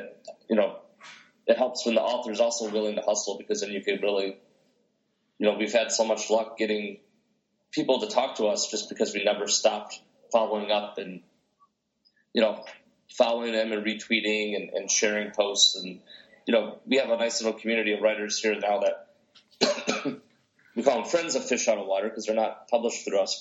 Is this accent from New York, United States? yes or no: no; outside Detroit, Michigan, United States; growing up outside Detroit with the techno music